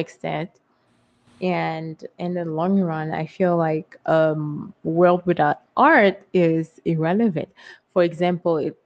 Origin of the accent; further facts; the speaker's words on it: Haiti; moved away; I grew up in Haiti